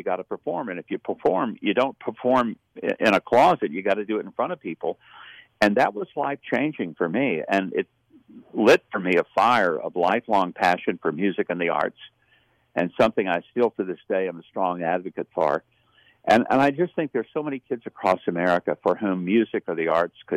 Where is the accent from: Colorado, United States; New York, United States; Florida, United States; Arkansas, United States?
Arkansas, United States; South; I grew up very poor in South Arkansas